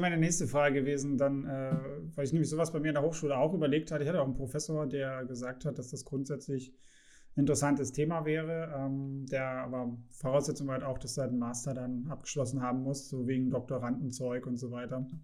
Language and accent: German; Saxony, Germany; ich komme aus Sachsen. Wir haben äh, hier sehr, sehr viel Industrie